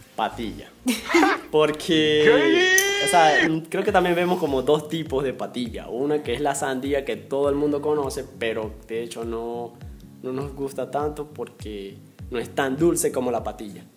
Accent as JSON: {"language": "Spanish", "region": "Zulia", "country": "Venezuela", "moved": "as an adult", "lives_now": "Peru", "said": "donde yo vengo, del estado Zulia"}